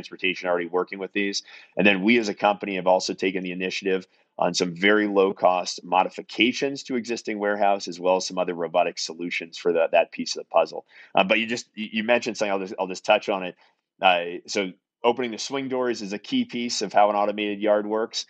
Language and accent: English; Salem, Massachusetts, United States; also born or lived in northern New England; I'm originally from Salem, Massachusetts.